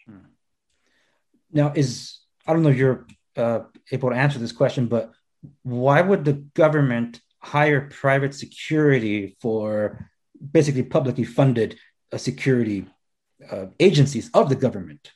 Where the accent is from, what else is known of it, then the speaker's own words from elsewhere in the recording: Los Angeles, California, United States; I'm a first generation American, born and raised in Los Angeles